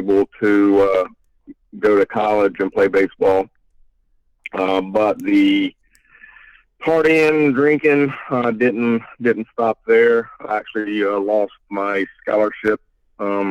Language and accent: English; mountains of North Carolina, United States; moved away as an adult; also born or lived in Chattanooga, Tennessee; now in Raleigh, United States; I am originally from the mountains of North Carolina